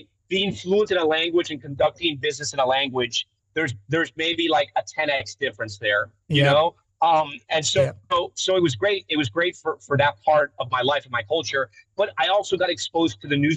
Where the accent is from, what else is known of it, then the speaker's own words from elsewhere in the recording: Miami, Florida, United States; I grew up in Miami.